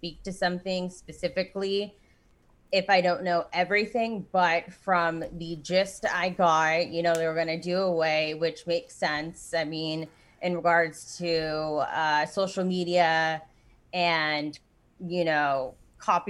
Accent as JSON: {"language": "English", "area": "Orange County", "region": "California", "country": "United States", "tie": "born or raised there", "said": "I born and raised in Orange County, California"}